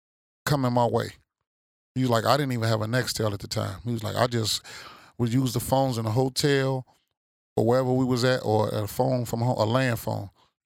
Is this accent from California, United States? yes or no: no; Chicago, Illinois, United States; moved away; I'm going to go back to Chicago